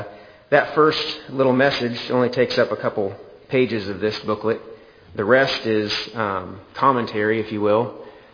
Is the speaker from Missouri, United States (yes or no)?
yes; Lone Jack, Missouri, United States; also born or lived in Oak Grove, Missouri; I grew up in Lone Jack, next door to my grandparents and aunt and uncle on one side